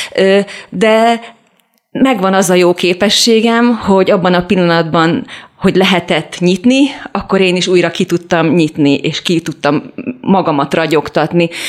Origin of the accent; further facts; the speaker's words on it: Budapest, Hungary; also born or lived in Vas County; én ugyan pesti lány vagyok